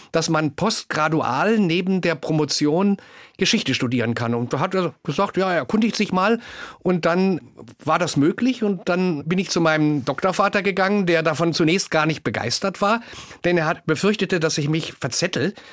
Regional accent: East Germany, Germany; Und das hat mich natürlich auch stolz und glücklich gemacht, dass ich als Ostdeutscher in den Westen berufen wurde.

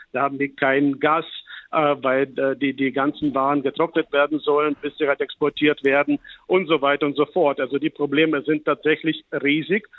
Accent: Chernihiv, Chernihiv Oblast, Ukraine; meine Heimatstadt Tschernigew, was 150 Kilometer im Norden von Kiew liegt

